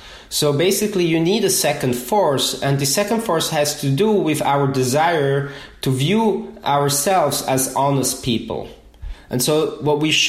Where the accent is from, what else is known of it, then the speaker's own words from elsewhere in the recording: Switzerland; English is a second language; moved away as an adult; now in United States; I'm originally from Switzerland, and so I moved to the US about 5 years ago.